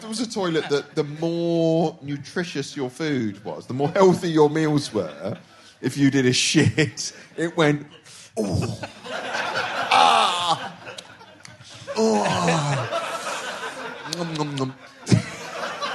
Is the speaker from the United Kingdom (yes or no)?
yes; Reading, South East England, United Kingdom; born there; born in Reading.